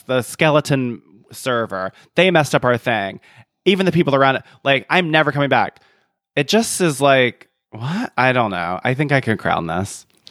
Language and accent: English; the American South, United States; as a Southerner